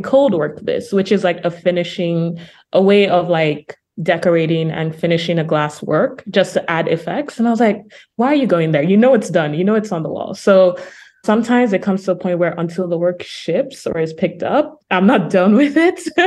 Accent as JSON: {"language": "English", "region": "Lagos", "country": "Nigeria", "tie": "born or raised there", "moved": "as an adult", "lives_now": "Brooklyn, United States", "said": "I'm a Nigerian artist, for example. I was born in Lagos and I'm living in Brooklyn, New York now"}